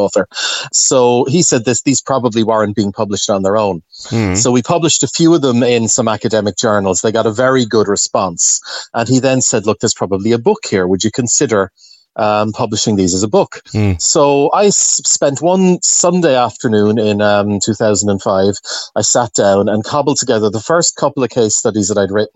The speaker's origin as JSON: {"language": "English", "town": "Wexford", "region": "Leinster", "country": "Ireland", "tie": "born or raised there", "said": "I had some fairly unpleasant experiences growing up in the Ferns Diocese in Wexford"}